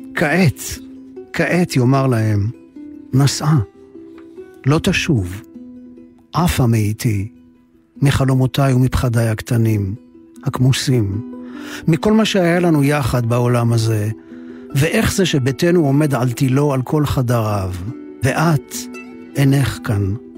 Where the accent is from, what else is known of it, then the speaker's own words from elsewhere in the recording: Ramat Gan, Tel Aviv District, Israel; also born or lived in Jerusalem / Givatayim / Kibbutz Nir Eliyahu; הדירה הקטנה של הוריי, קומת קרקע, שכונת הג'ורה, רמת יצחק, רמת גן. מכאן יצאתי למסעותיי הקולנועיים הראשוניים